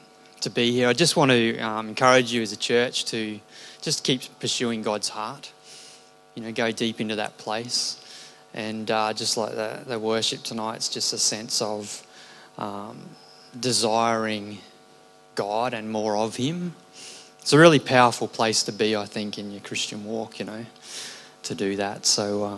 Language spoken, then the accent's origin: English; Redcliffe, Queensland, Australia; I grew up in Clontarf Baptist Church when it was a little fibro hall as a child